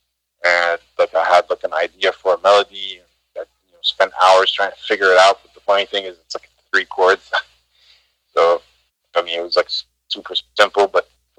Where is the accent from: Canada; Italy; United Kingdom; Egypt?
Egypt; moved away; my home country, Egypt